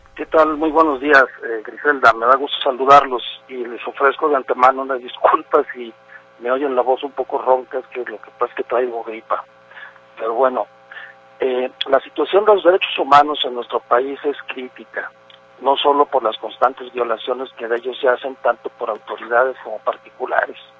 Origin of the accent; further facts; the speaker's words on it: Mexico; nuestro país